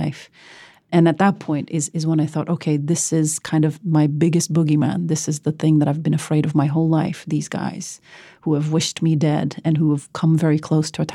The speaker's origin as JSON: {"language": "English", "country": "Norway", "tie": "born or raised there", "moved": "as an adult"}